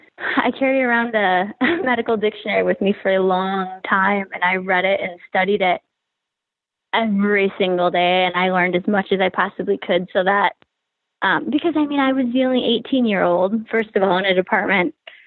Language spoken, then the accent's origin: English; Grand Rapids, Michigan, United States; born there; I was born in Grand Rapids, yeah.